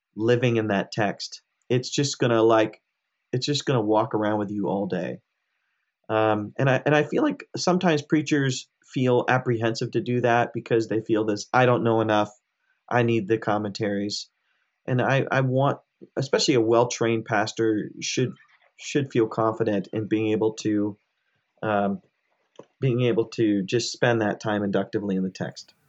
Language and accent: English; United States; I grew up in America. I was born and raised in America, but my parents are immigrants from India.